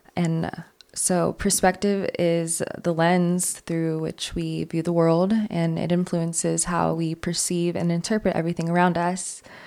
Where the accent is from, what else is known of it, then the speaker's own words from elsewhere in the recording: New York City, New York, United States; moved away; I'm from New York City